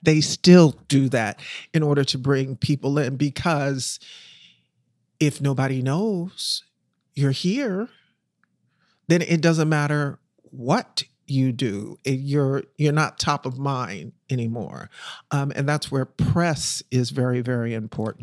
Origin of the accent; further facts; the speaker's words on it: Philadelphia, Pennsylvania, United States; moved away as an adult; also born or lived in Harlem, New York / Brooklyn, New York; I'm from Philadelphia. I was born and raised in Philly. I'm still a Philly girl.